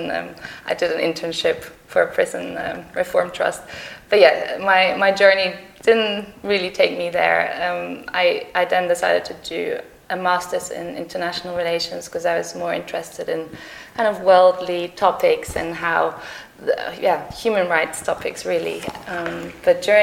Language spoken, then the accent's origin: English; Germany; moved away as an adult; also born or lived in Sydney, Australia / Netherlands / Manchester, United Kingdom; now in London, United Kingdom; I was actually born in Sydney, and I grew up in the Netherlands and in Germany.